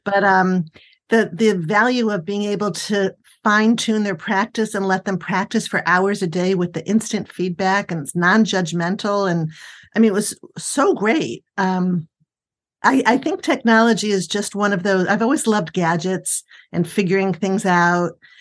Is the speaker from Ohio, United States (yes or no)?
no; Buffalo, New York, United States; also born or lived in Chicago / Northern Virginia / Cleveland; now in Washington, D.C. area, United States; I'm originally from Buffalo